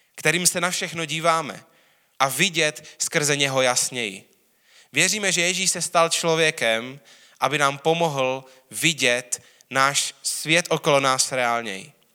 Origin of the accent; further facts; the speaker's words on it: Czechia; hrdý na to, že jsem Čech, jsem rád Čech